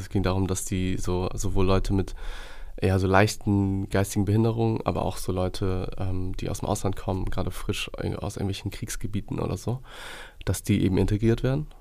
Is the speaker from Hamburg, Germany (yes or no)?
yes; Hamburg, Germany; bin gebürtiger Hamburger und halb Deutsch, halb Gambianer, also väterlicherseits Gambianer